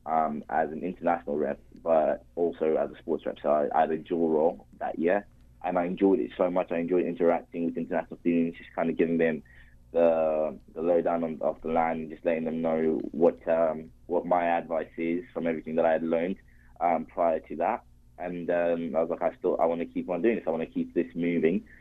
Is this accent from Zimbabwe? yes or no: yes; Zimbabwe; also born or lived in Spain; now in Canada; I am Zimbabwean and um, I very very proud of being Zimbabwean. I though unfortunately didn't spend a lot of my time growing up